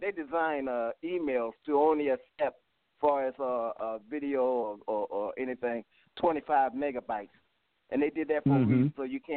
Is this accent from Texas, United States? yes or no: no; Baltimore, Maryland, United States; moved away; I'm not in Baltimore. I'm from Baltimore.